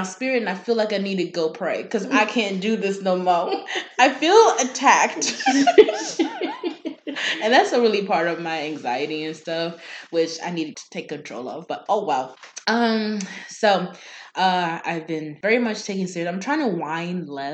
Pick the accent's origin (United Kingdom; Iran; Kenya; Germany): Kenya; I am Kenyan and our specialty meat is goat.